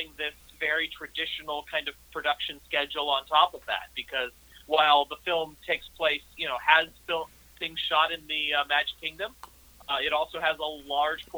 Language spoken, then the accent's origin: English; St. Louis, Missouri, United States; my hometown of St. Louis